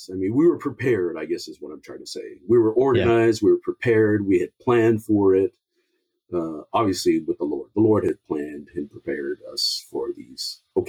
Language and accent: English; Samoa; He came from South Africa. I came from Samoa.